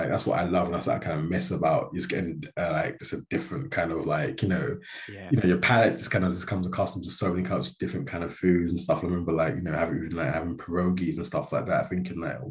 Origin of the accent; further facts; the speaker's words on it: London, United Kingdom; now in Aberdeenshire, United Kingdom; being a city boy from London